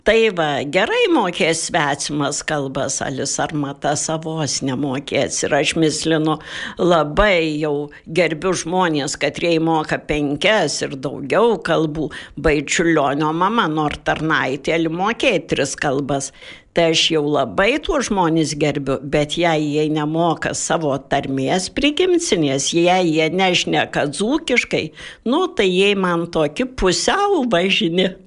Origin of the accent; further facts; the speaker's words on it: Dzūkija, Lithuania; accent: Dzūkian; Tai aš mislinu, ko mes tepsarmacinamės, prispažyti, kad mes dzūkai